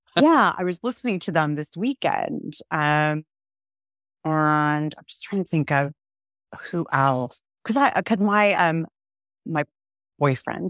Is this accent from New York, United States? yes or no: no; Southern California, United States; now in Herefordshire, United Kingdom; I grew up in Southern California